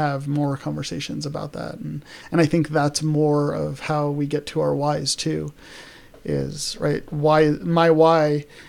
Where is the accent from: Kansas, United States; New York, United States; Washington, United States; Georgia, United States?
New York, United States; New York City; because like I grew up in New York.